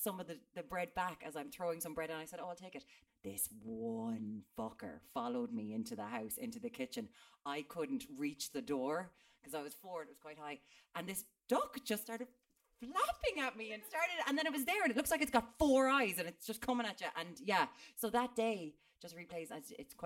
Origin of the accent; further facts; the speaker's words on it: Limerick, Munster, Ireland; I'm from Limerick